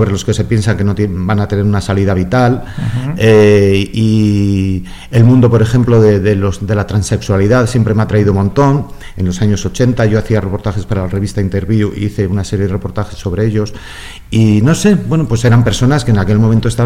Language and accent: Spanish; San Sebastián, Basque Country, Spain; de los estudios de música, en el, yo soy de San Sebastián, en el Conservatorio de San Sebastián.